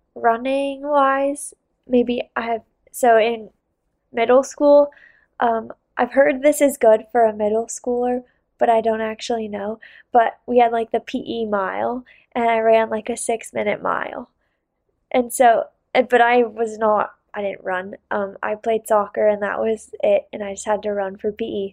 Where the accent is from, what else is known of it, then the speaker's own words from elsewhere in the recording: Salt Lake City, Utah, United States; also born or lived in Bozeman; I did downhill growing up in Salt Lake